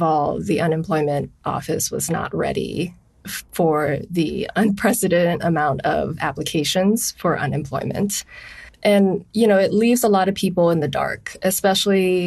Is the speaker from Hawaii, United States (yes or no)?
yes; Honolulu, Hawaii, United States; I'm from Honolulu, Hawaii.